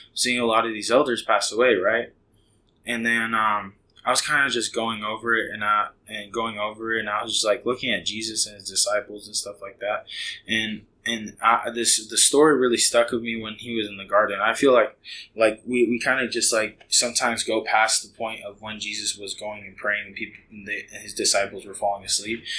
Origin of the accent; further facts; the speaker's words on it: Hayward, California, United States; moved away as an adult; now in Heath, United States; I grew up in a city called Hayward